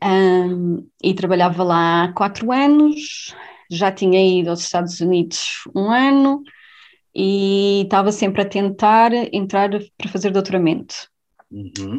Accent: Covilhã, Centro, Portugal; moved away as an adult; now in Berlin, Germany; Sou da Covilhã, originalmente

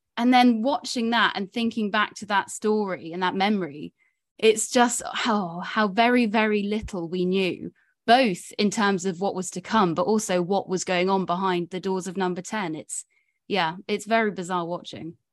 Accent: Somerset, South West England, United Kingdom; now in London, United Kingdom; I'm Somerset born and bred, despite now living in London

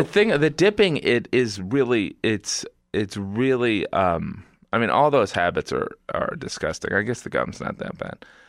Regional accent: Indiana, United States; moved away; from Indiana

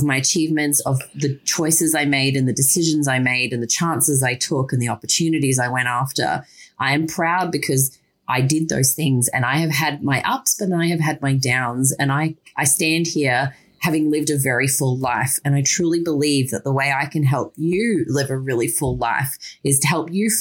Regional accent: Yeppoon, Queensland, Australia; I grew up in small town Yeppoon, which is in central Queensland

